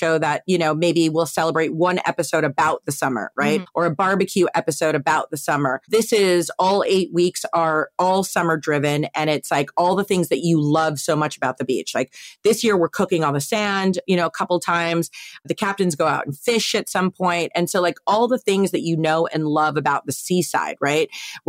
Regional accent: East Coast, United States; my dad, you know, we're all from the East Coast.

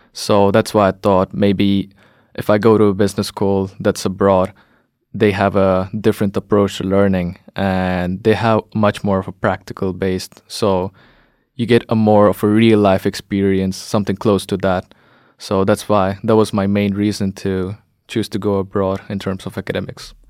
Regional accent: India; moved away as an adult; also born or lived in Latvia; now in Norway; I'm from India

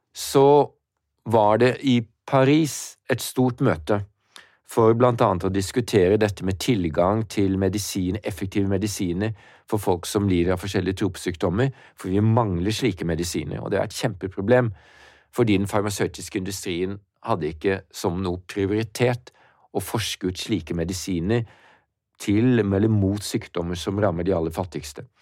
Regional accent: Norway; Jeg kommer fra Norge

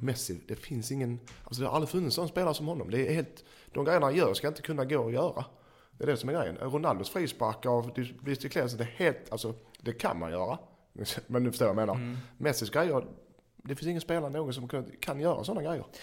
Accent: Sweden; vi är svenskar

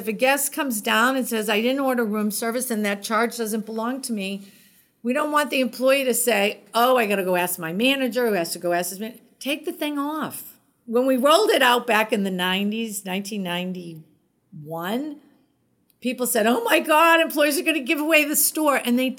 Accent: Boston, Massachusetts, United States; I love Boston. I am a Bostonian through and through.

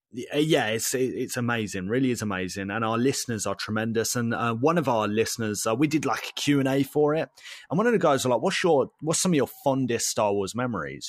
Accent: United Kingdom; we're British

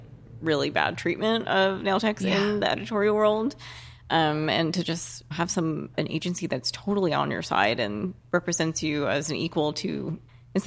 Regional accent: United States; moved away as an adult; also born or lived in Hoboken, New Jersey; now in California, United States; I grew up in like the border of New York, New Jersey.

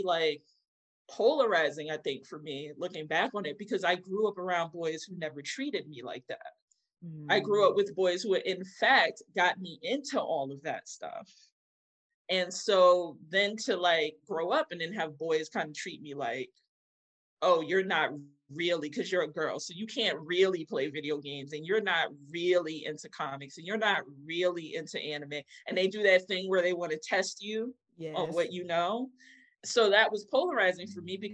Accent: New York City, New York, United States; also born or lived in Bronx / Long Island; I was born in Queens.

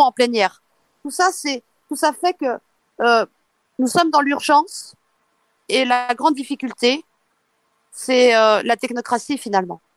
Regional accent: eastern France, France; je suis de l'Est. on sait très bien l'histoire que nous avons eue dans l'est de la France

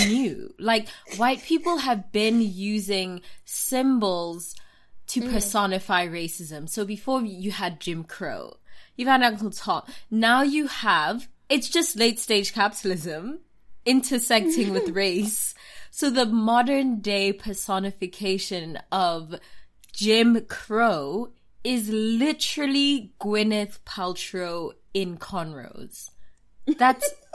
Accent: South Africa; I'm South African

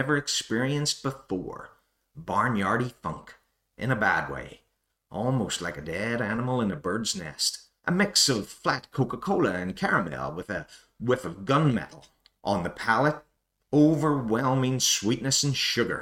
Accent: Lurgan, Northern Ireland, United Kingdom; So I grew up just outside Lurgan, but Lurgan was the closest town to me

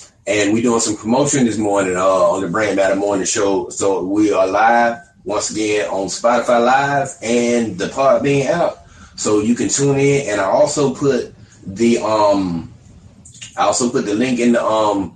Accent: Albany, Georgia, United States; now in Austin, United States; I'm from Albany, Georgia, but I live in Austin, Texas now

